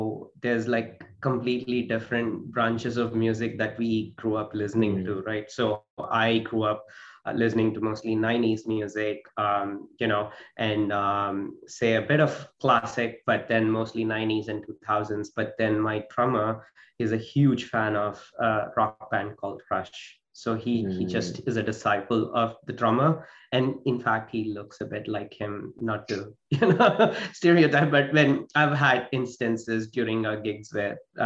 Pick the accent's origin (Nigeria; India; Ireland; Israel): India; southern India; moved away as an adult; also born or lived in United States / Sri Lanka / Australia; now in Canada; I was born and raised in India. So being mostly, you know, in the southern side of India, grew up there.